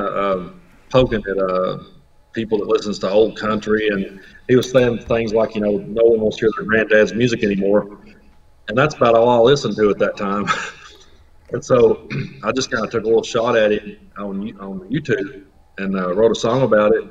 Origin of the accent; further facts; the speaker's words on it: Cumberland Gap, Tennessee, United States; I'm from Cumberland Gap